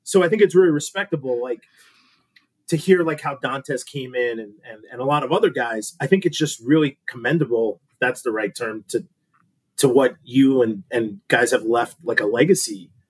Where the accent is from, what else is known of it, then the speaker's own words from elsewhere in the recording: East Coast, United States; We're from the East Coast, man. It's a different thing showing up to Madison, Wisconsin.